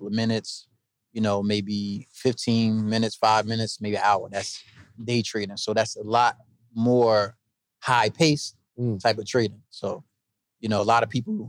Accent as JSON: {"language": "English", "town": "East Orange", "region": "New Jersey", "country": "United States", "said": "I'm from East Orange, New Jersey"}